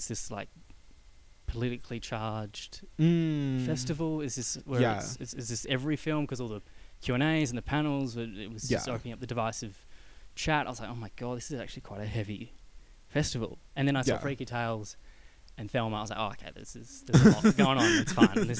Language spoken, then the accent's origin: English; Melbourne, Victoria, Australia; now in Sydney, Australia; I'm from Melbourne, living in Sydney